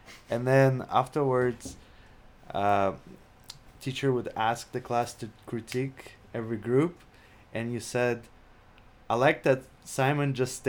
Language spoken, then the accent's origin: English; Saint Petersburg, Russia; moved away; So I am from Russia, St. Petersburg, if you're wondering about the accent.